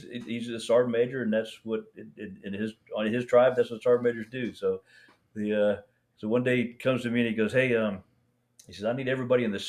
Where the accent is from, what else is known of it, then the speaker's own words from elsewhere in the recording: Iowa, United States; I'm from Iowa.